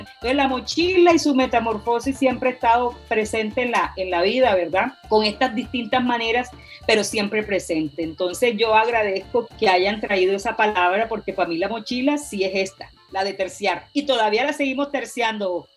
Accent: Sabana de Sucre, Colombia; mi tierra, que es la sabana de Sucre

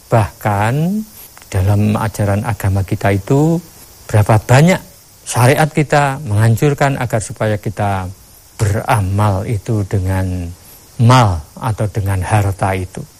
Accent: Java, Indonesia; Ini satu penghinaan kalau kita sebagai orang Jawa apalagi namanya diludah itu sudah merupakan satu penghinaan besar.

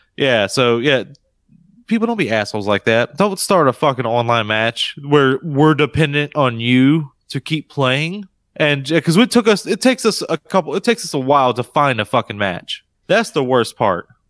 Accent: United States; this Carolina boy

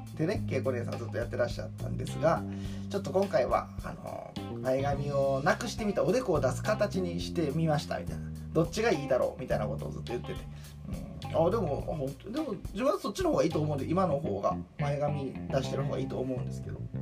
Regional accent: Hyogo, Japan; also born or lived in Kyoto; 自分も大阪ちゃうけど兵庫県出身

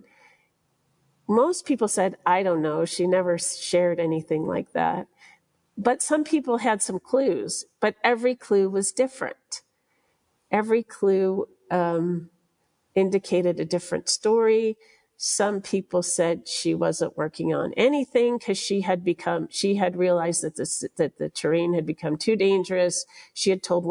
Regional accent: United States; as an American journalist

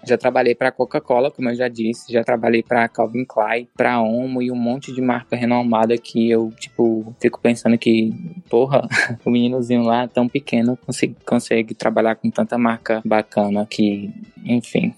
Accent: Ceará, Brazil; Eu sou cearense

